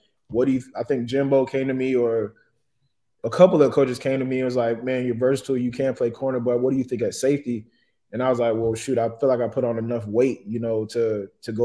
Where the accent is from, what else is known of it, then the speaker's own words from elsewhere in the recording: Dunnellon, Florida, United States; I was from Denali, Florida